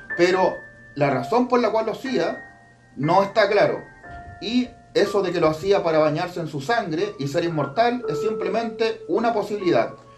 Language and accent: Spanish; Chile; yo aquí en mi país, Chile